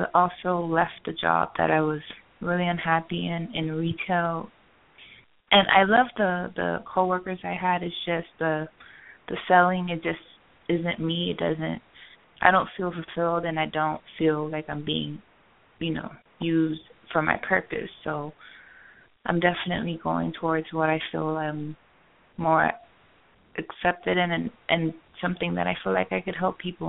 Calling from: Florida, United States; I'm calling from Florida.

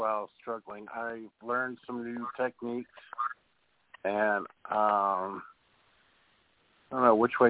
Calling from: Houston, Texas, United States; I'm calling from Houston.

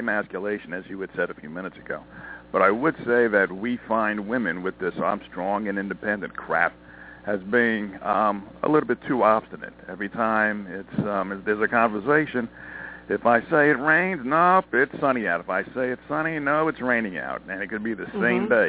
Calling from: Montana, United States; I'm calling from Montana

